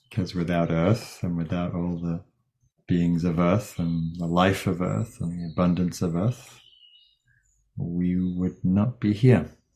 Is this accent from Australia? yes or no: no; England, United Kingdom; now in California, United States; my home country, England